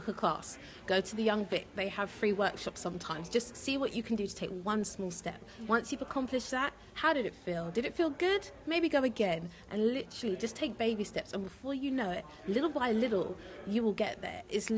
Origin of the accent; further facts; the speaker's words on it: London, United Kingdom; And she was from North London, I'm from South, so it was weird that we stumbled across each other.